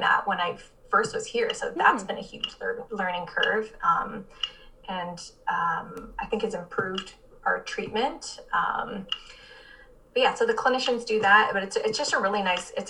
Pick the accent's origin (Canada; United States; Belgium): Canada; Barrie, Ontario; moved away as an adult; now in Windsor, Canada; I'm actually from Barrie, so north of Toronto.